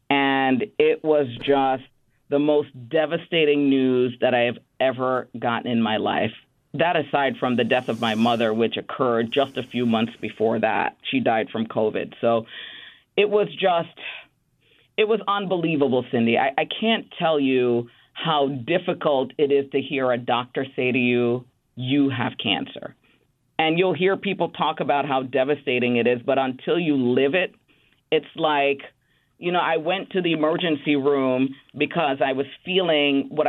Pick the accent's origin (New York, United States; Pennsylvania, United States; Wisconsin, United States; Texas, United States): New York, United States; Bronx; born or raised there